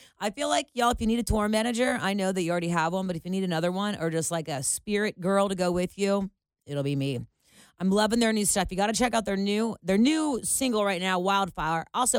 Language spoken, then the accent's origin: English; Cincinnati, Ohio, United States; my hometown of Cincinnati